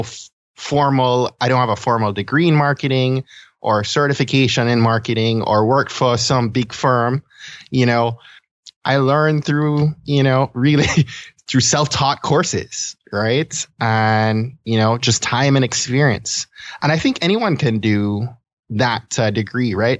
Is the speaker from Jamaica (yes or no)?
yes; Kingston, Jamaica; now in Maryland, United States; I was born and I grew up in Kingston, Jamaica